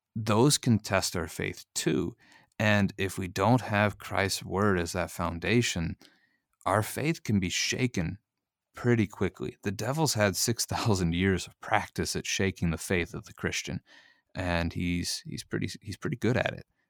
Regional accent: Missouri, United States; growing up in Missouri and living in Missouri

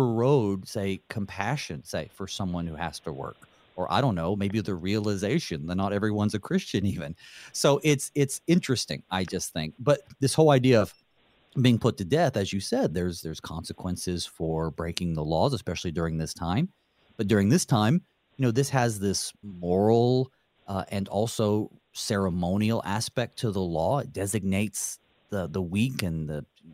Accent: the South, United States; I grew up down south and we had the blue laws too

